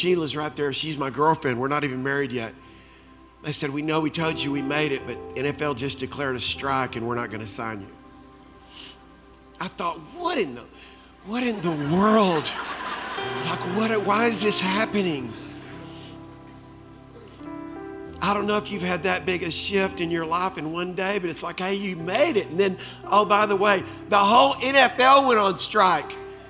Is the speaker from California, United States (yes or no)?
no; Springfield, Missouri, United States; also born or lived in Dallas, United States; I came to Dallas from Springfield, Missouri, and had a tryout with the Dallas Cowboys at the old Texas Stadium.